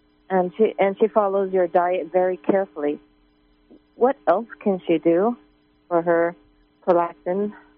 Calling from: California, United States; Yes, hi. I'm from Southern California.

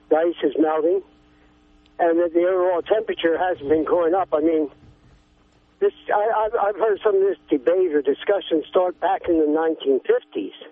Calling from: California, United States; Oh, I'm uh, from here, uh, Southern Humboldt, I guess you'll say.

